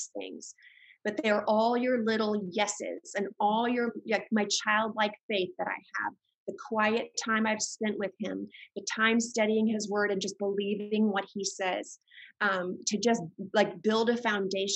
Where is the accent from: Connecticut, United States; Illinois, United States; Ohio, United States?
Illinois, United States; Chicago; I was raised in the Chicago area